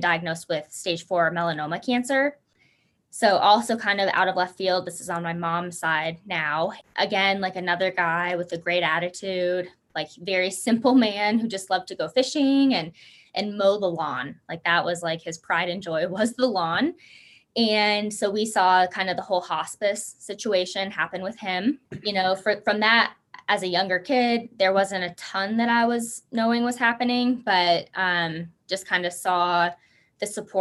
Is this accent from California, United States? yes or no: no; Logan, Utah, United States; now in Salt Lake City, United States; I grew up in Logan, Utah